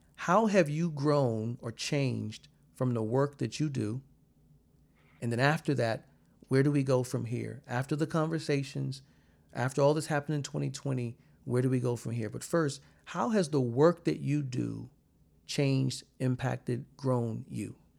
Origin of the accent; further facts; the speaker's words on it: South Carolina, United States; where I'm from in South Carolina